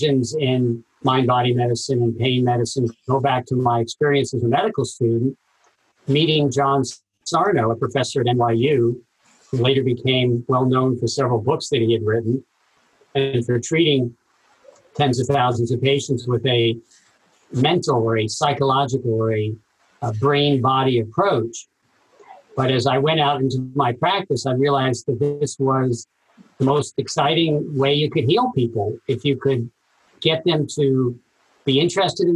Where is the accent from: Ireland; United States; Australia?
United States; New York City, New York; also born or lived in Princeton, New Jersey; now in Los Angeles, United States; I grew up in Brooklyn, New York